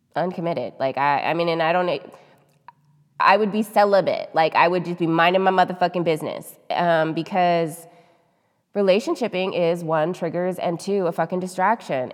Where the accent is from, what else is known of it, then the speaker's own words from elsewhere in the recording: United States; we're American